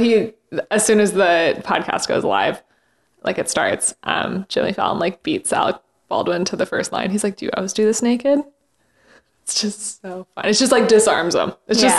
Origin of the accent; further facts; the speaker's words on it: Canada; now in New York City, United States; My Canadian is showing.